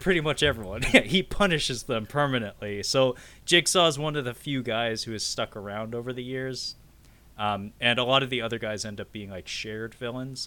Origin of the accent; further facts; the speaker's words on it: Pacific Northwest, United States; us Pacific Northwesterners